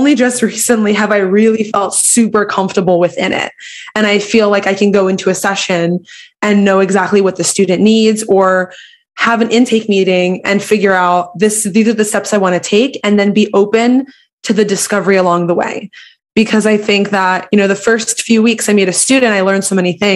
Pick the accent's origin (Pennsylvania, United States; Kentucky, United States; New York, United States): Pennsylvania, United States; Philadelphia; growing up, I'm from Philly